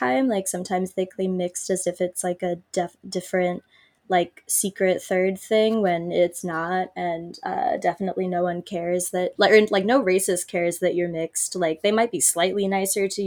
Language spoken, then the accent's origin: English; United States; being Italian American